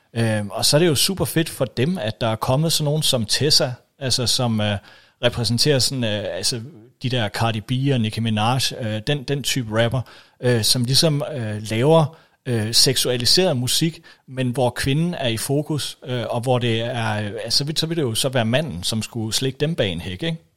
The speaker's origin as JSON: {"language": "Danish", "country": "Denmark", "said": "vi jo stadigvæk betragter os, øh, i hvert fald som danskere"}